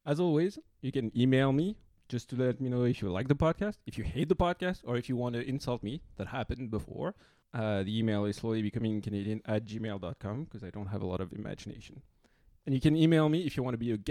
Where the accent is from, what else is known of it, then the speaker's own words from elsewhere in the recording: France; moved away as an adult; now in Canada; I'm from France